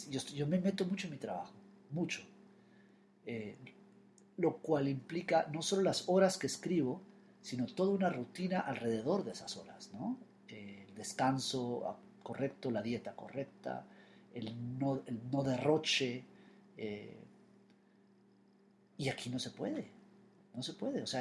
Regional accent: Florida, United States; also born or lived in New York; Yo pensé que cuando empezara a escribir de Nueva York, de mi infancia en la Florida, eso iba a suceder en inglés y no, lo he hecho en español.

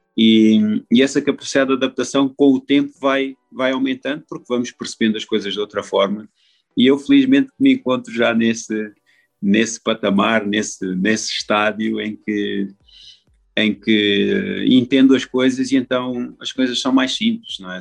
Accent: Portugal; moved away; como português

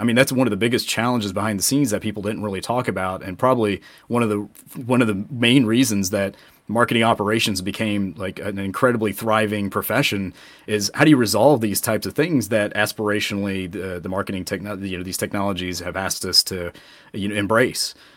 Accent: Atlanta, Georgia, United States; we are both from Atlanta

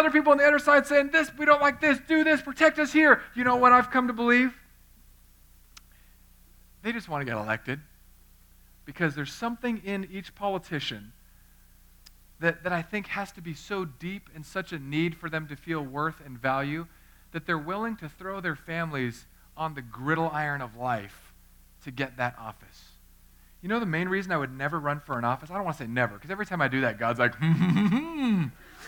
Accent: United States; also born or lived in California; I'm an American

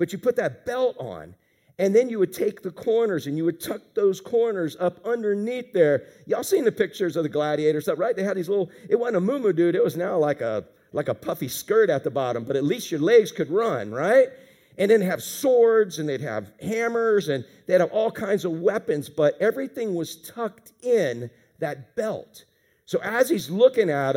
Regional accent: Pine Hills, Florida, United States; I grew up in Pine Hills, and there were no rules in fighting back then

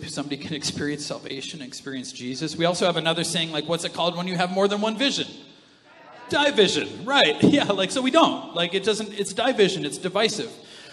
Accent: Canada; we're from Canada, we think that that's normal

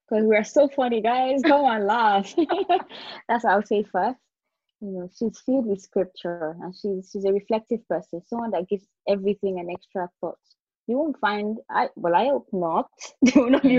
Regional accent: Nigeria; moved away as an adult; also born or lived in England; I was opportune to live outside of my country where I grew up in Nigeria

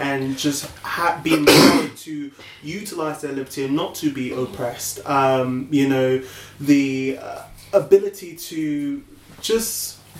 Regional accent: England, United Kingdom; I still feel kind of, I am English, I'm British

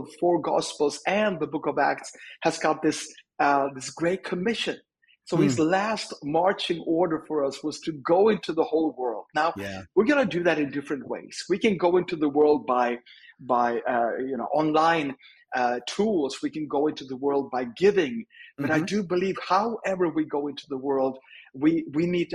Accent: Sweden; I'm from Sweden, born and raised

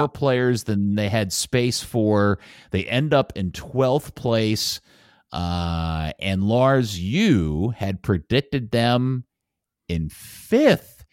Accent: United States; as an American

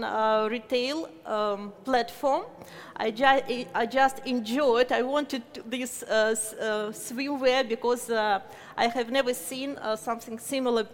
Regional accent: Moscow, Russia; I'm from Moscow, Russia

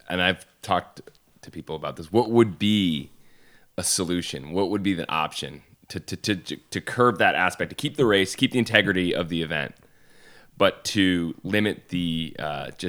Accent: Syracuse, New York, United States; In Syracuse.

